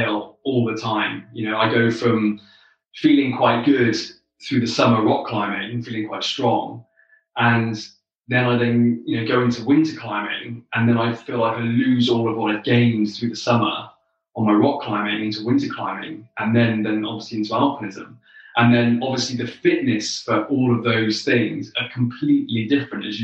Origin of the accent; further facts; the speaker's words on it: the Southwest in the UK, South West England, United Kingdom; I grew up in the Southwest in the UK.